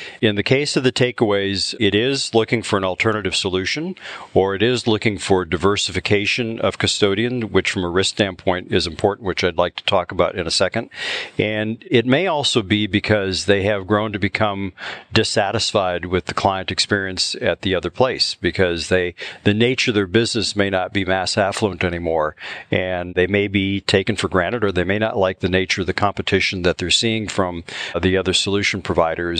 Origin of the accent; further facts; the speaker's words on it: Upper Peninsula of Michigan, United States; moved away; also born or lived in Chicago; I grew up in the Upper Peninsula of Michigan